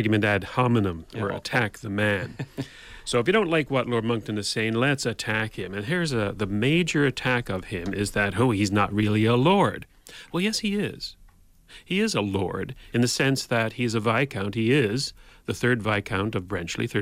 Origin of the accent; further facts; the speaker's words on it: Canada; we in Canada